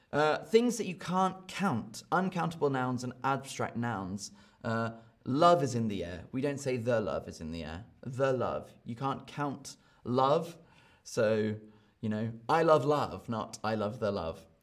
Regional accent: United Kingdom; accent: British; I speak with a British accent

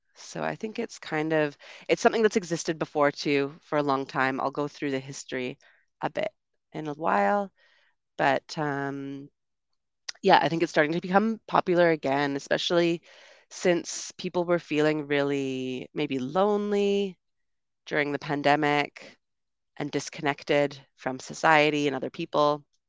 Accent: Canada; moved away as an adult; also born or lived in United Kingdom; I'm from Canada originally

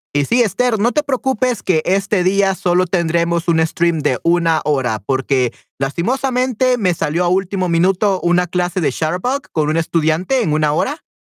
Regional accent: El Salvador; Definitivamente soy del Salvador.

